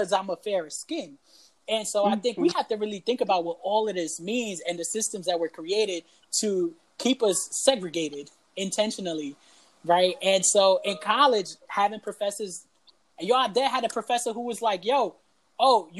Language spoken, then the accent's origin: English; New York City, New York, United States; first language Spanish; English is a second language; growing up in the South Bronx